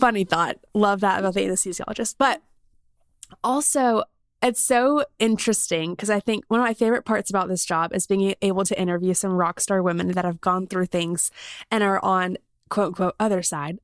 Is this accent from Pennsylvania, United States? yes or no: no; South Carolina, United States; now in Birmingham, United States; I grew up in South Carolina